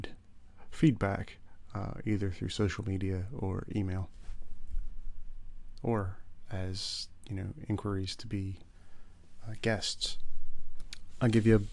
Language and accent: English; West Virginia, United States; moved away as an adult; now in Dublin, Ireland; I am originally from West Virginia in the U.S. I currently live in Dublin, Ireland, where I've lived for almost 10 years.